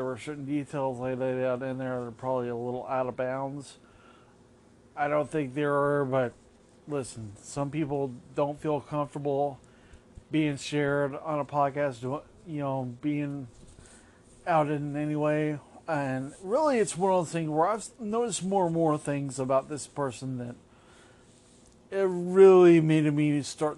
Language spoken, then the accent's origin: English; Las Vegas, Nevada, United States; now in Orlando, United States; born and raised in Las Vegas.